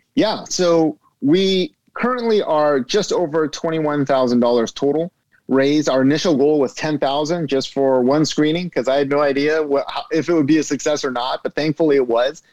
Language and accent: English; San Gabriel Valley, California, United States; I grew up in San Gabriel Valley